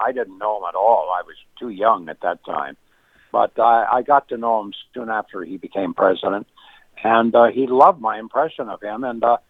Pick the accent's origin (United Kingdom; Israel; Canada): Canada; moved away as an adult; now in United States; I'm a Canadian. I have dual citizenship, you know. But when I became an American citizen